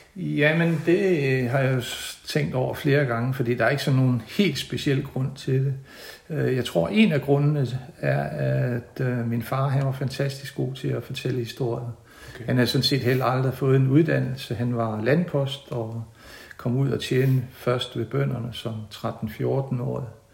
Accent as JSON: {"language": "Danish", "town": "Hinnerup", "region": "Central Denmark Region", "country": "Denmark", "tie": "born or raised there", "moved": "yes", "lives_now": "Haderslev, Denmark", "said": "Jeg kommer fra, fra Midtjylland, øh, fra en stationsby, der hedder Hinderup, der ligger mellem Aarhus og Randers. og jeg boede, jeg, mine første 10 år boede jeg i en lille dalsænkning"}